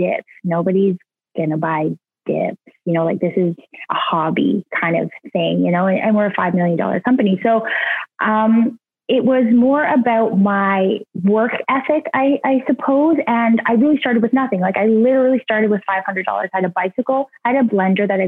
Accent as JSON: {"language": "English", "town": "Jackson's Point", "region": "Ontario", "country": "Canada", "tie": "born or raised there", "said": "I'm from a very small town in Ontario called Jackson's Point. It's the ice fishing capital of Ontario. It's kind of north of Toronto a little bit. And I grew up there"}